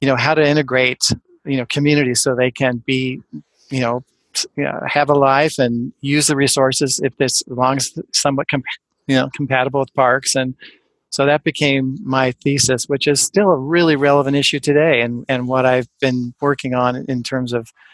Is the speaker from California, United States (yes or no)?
yes; near Pasadena, above Glendale, Southern California, United States; moved away as an adult; also born or lived in Ann Arbor, Michigan / Costa Rica / Oregon; now in Seattle, United States; growing up in Southern California, in the foothills, near Pasadena, above Glendale